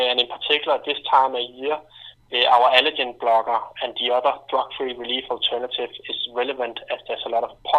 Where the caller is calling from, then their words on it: Denmark; I'm calling in from Clarify.me in Denmark.